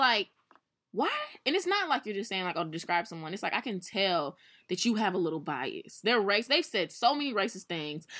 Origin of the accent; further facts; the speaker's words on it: St. Louis, Missouri, United States; we are from Saint Louis